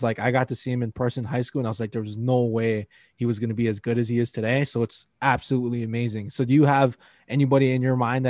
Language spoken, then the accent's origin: English; Hawaii, United States; I think about, so I'm originally from Hawaii, and there's this big high school tournament called the Iolani Classic